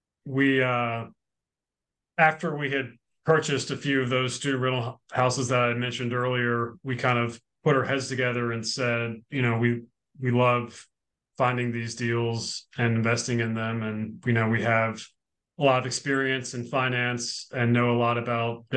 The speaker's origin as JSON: {"language": "English", "town": "Richmond", "region": "Virginia", "country": "United States", "tie": "born or raised there", "also_born_or_lived": "New York City", "said": "I grew up in Virginia"}